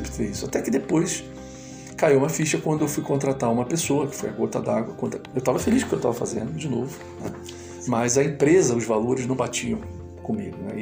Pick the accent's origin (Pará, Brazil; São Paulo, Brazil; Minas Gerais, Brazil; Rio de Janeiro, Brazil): Rio de Janeiro, Brazil; Niterói; eu sou de Niterói, né, no estado do Rio